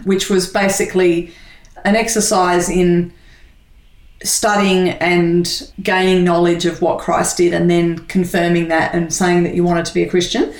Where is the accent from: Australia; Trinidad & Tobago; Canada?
Australia; Sydney, New South Wales; I was born in Sydney and on the North Shore of Sydney. Grew up in a family of two brothers and a sister. Leafy, I remember trees and leafy streets, and uh, and yeah, I've lived in Sydney all my life.